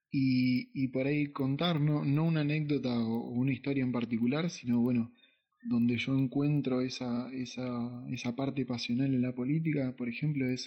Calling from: La Plata, Buenos Aires Province, Argentina; de La Plata acá firme escuchando el segundo programa de la radio.

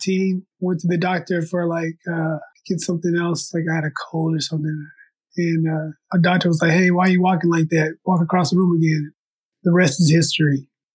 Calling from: Lawton, Oklahoma, United States; I am calling you from Lawton, Oklahoma, home of the buffalo.

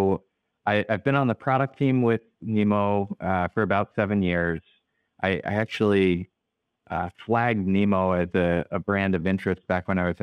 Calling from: Dover, New Hampshire, United States; I'm calling in from the office today, which for us is in the seacoast region of New Hampshire in a little city called Dover.

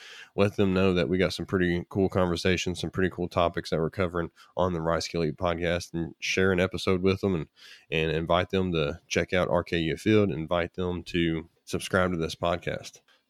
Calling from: Moorhead, Kentucky, United States; I'm actually in Moorhead, Kentucky. So I'm on the right on the edge of the Appalachian Mountains on the eastern side of Kentucky.

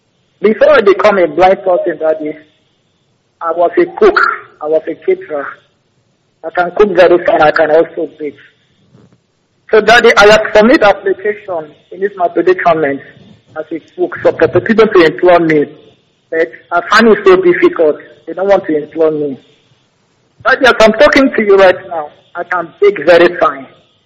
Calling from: Akwa Ibom, Nigeria; I'm calling from Akwa Ibom State, the Paremi local government area.

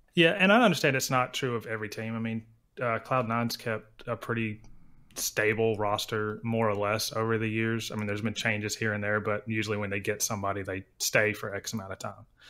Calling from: Oxford, Alabama, United States; I'm calling from Oxford, Alabama

